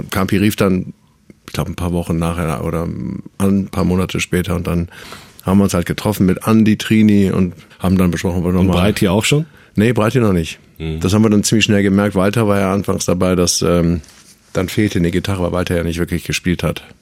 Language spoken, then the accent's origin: German; Düsseldorf, North Rhine-Westphalia, Germany; also born or lived in Münster; ich komme eigentlich aus Münster oder bin da zumindest geboren und wohne seit ich fünf, sechs bin in Düsseldorf.